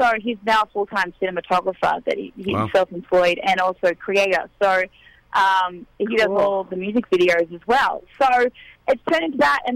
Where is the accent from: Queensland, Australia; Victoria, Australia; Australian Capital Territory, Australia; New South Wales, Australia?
New South Wales, Australia; near Tamworth; moved away as an adult; now in Nashville, United States; I grew up in the Nashville of Australia, an hour out of town, an hour from Tamworth, which is the country music capital over there